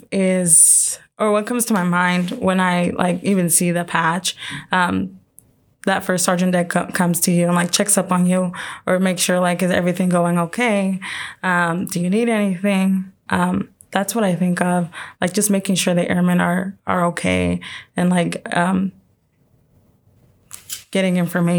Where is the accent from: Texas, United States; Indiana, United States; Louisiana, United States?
Indiana, United States; Indianapolis; So I'm down from Indy, born and raised down in Indy.